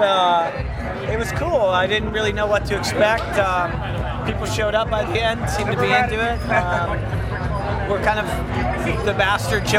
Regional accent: Pittsburgh, Pennsylvania, United States; I'm from Pittsburgh.

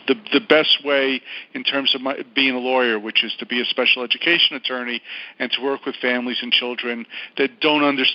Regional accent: New York, United States; now in Los Angeles, United States; I'm from New York

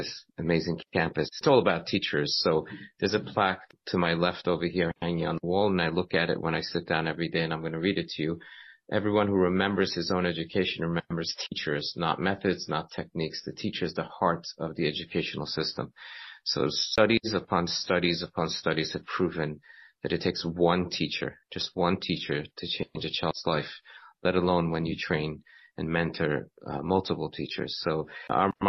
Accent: Iran; also born or lived in Nassau County, New York; now in Boca Raton, United States; I was born in Iran, and Baruch Hashem, I had a chance to end up in yeshiva

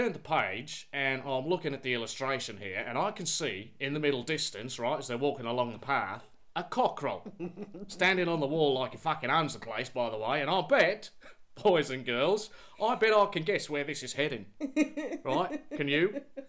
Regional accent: Australia; I grew up in Australia with a girl's name.

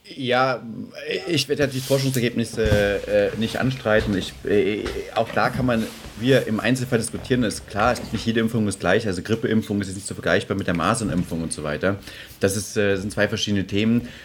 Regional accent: Schönebeck, Saxony-Anhalt, Germany; now in Munich, Germany; ich komme aus Schönebeck

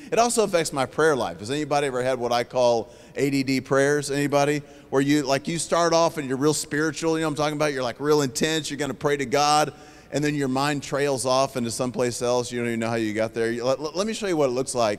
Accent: Oklahoma City, Oklahoma, United States; moved away as an adult; now in Houston, United States; So I'm originally from Oklahoma City. I currently live in Houston, Texas.

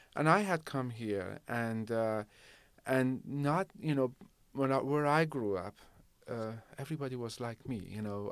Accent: Shiraz, Fars, Iran; now in Rancho Cordova, United States; and I grew up in Shiraz.

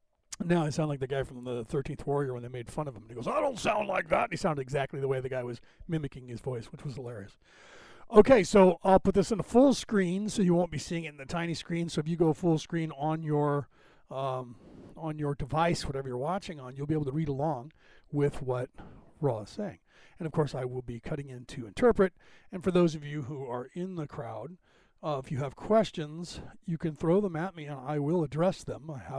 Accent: Boston, Massachusetts, United States; accent: Irish; from Boston, Mass, so I have that Irish draw. And then the California one thrown in, people think I'm from Texas or something.

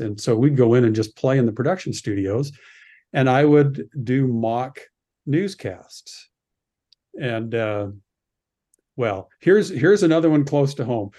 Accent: Red Deer, Alberta, Canada; moved away as an adult; also born or lived in Utah; growing up in Canada, I, I found that I had a wonderful, um, education at, uh, Lindsay Thurber Comprehensive High School in Red Deer

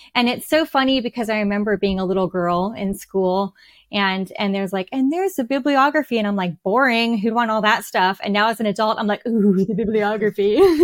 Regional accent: United States; I am an American writing English characters

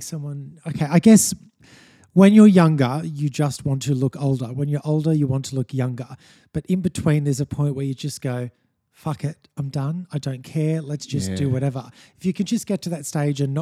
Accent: Sunshine Coast, Queensland, Australia; also born or lived in Sydney; I grew up on the Sunshine Coast, born in Sydney, raised on the Sunshine Coast from the age of 5 or 6.

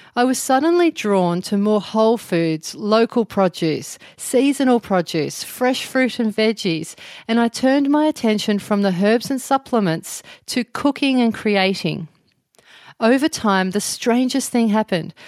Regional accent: Melbourne, Victoria, Australia; moved away as an adult; also born or lived in Byron Bay area, New South Wales; now in near Byron Bay, Australia; I'm originally from Melbourne and now I live in a little town near Byron Bay.

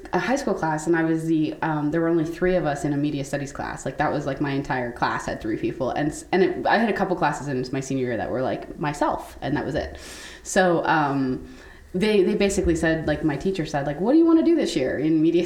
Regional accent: Canada; moved away; I'm from Canada originally.

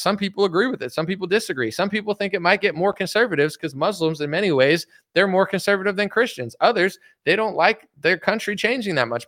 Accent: United States; as an American that loves America

